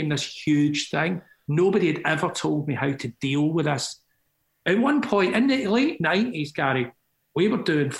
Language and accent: English; Scotland, United Kingdom; I'm Scottish.